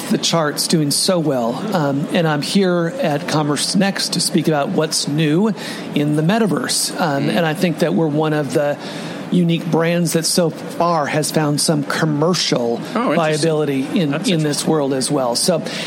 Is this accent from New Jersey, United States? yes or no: no; Washington, United States; moved away as an adult; now in New York, United States; Coast native